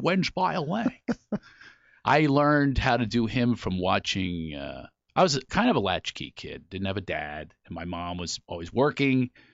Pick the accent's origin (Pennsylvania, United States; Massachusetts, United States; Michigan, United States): Pennsylvania, United States; Philadelphia; I grew up in Philly.